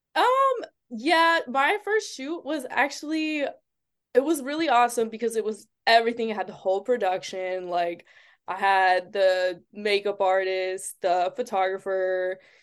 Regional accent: Springfield, Massachusetts, United States; i'm from eh, the area is called springfield in massachusetts so okay it's in, like not by boston at all it's like two hours away

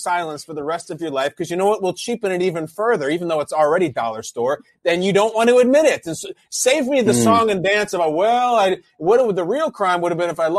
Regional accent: Chicago, Illinois, United States; I'm born and raised in Chicago.

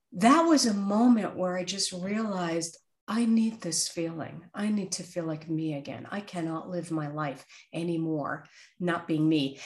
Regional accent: New York City, New York, United States; born or raised there

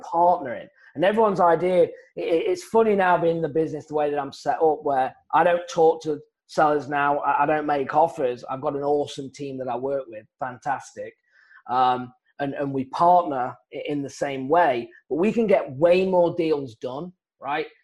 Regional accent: South East England, United Kingdom; moved away as an adult; also born or lived in Phoenix, Arizona, United States; now in United States; originally, I'm from England, and I was a golf professional, and I came out to the United States, stayed here

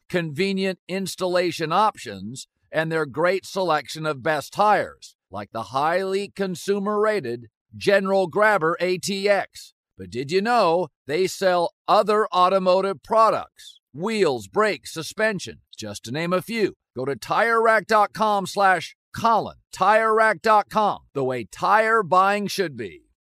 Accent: Pacific Northwest, United States; I grew up in the Pacific Northwest

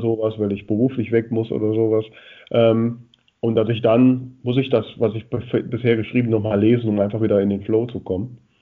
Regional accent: Grefrath area, North Rhine-Westphalia, Germany; jetzt ist das auch die Gegend, wo ich groß geworden bin

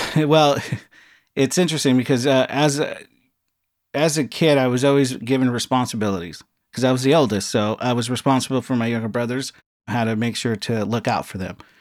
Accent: Los Angeles, California, United States; I grew up in a small town, San Pedro, California

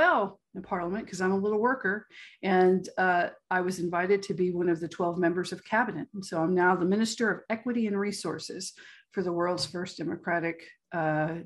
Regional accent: Galveston, Texas, United States; I'm from Galveston, Texas. But it is hot and steamy here

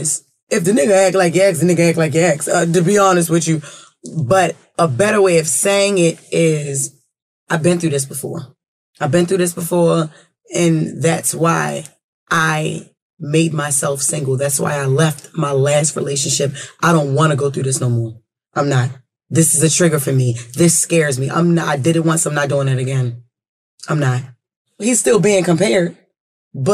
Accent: Baltimore, Maryland, United States; I'm not even from New York. You know, we from Baltimore

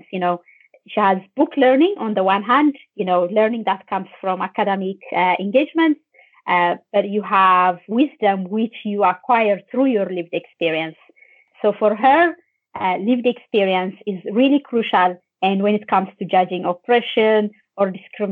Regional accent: Ethiopia; now in Ireland; I'm Ethiopian. I'm from Ethiopia and I live in Ireland.

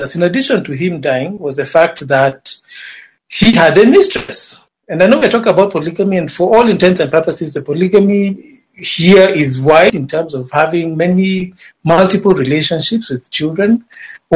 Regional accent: Nakuru, Nakuru County, Kenya; also born or lived in Machakos; I am from Kenya

